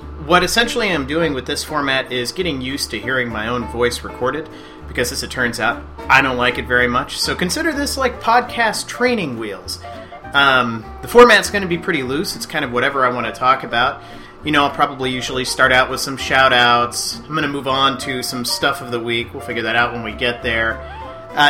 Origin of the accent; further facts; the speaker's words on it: Indiana, United States; moved away as an adult; now in Minnesota, United States; I'm originally from Indiana. Those were my stomping grounds. That's where I grew up.